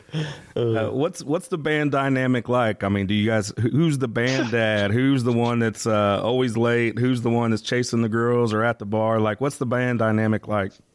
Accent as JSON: {"language": "English", "town": "St. Louis", "region": "Missouri", "country": "United States", "said": "we're from the St. Louis area"}